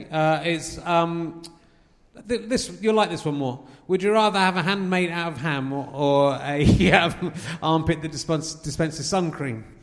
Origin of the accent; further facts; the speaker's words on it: Scotland, United Kingdom; I will be coming to Scotland, which I love, and is my hometown.